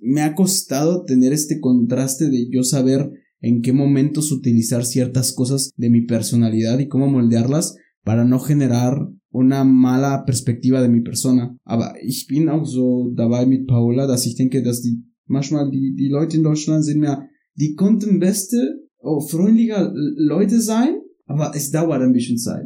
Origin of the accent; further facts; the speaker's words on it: Pachuca, Hidalgo, Mexico; moved away; yo vengo del sur de Pachuca